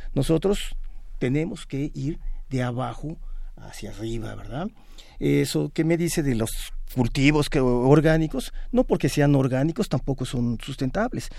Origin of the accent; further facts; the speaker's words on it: State of Mexico, Mexico; En el Estado de México, de donde yo vengo